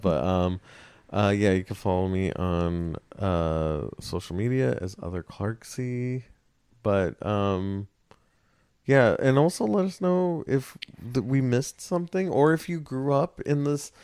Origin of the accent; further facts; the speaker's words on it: West Covina, California, United States; I was from West Covina, so it was mm-hmm. WC WCHS.